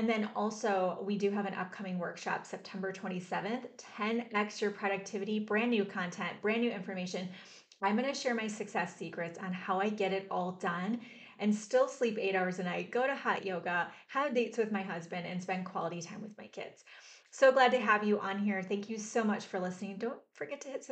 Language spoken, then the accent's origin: English; Mount Clemens, Michigan, United States; also born or lived in Richmond, Michigan; now in Austin, United States; I grew up in Mount Clemens, Michigan, and then moved to Richmond, Michigan. And I live in Austin, Texas now